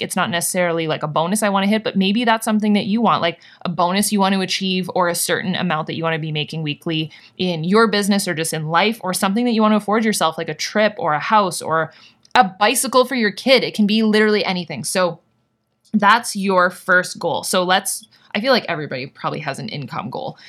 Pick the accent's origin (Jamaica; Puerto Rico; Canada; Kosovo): Canada; I'm Canadian